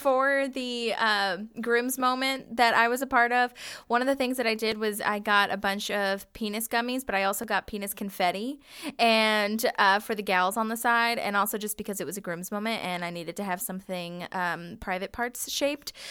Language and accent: English; Virginia, United States; I am from Virginia and we have honeysuckle everywhere.